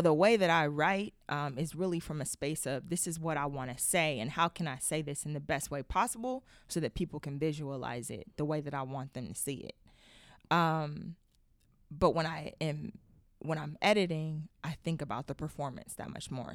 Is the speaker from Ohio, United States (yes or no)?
yes; Youngstown, Ohio, United States; growing up in Youngstown, Ohio.